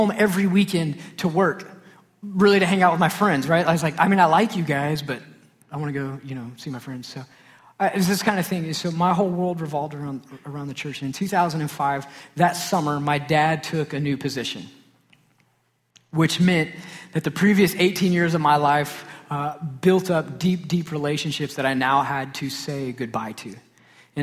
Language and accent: English; Sachse, Texas, United States; I grew up in Saxe, Texas